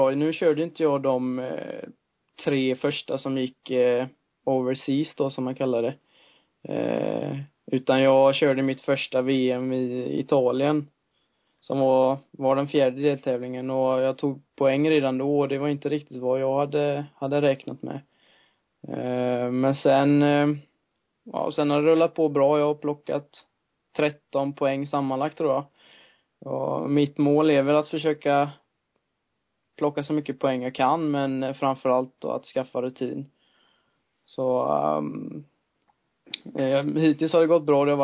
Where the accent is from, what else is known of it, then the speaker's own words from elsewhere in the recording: Sweden; det är svårt att eh, som svensk komma och, komma och slå dem då.